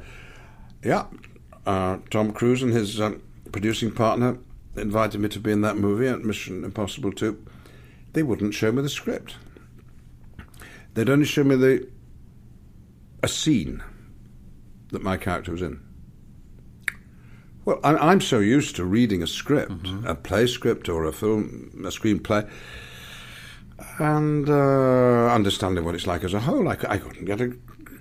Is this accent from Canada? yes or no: no; England, United Kingdom; I'm English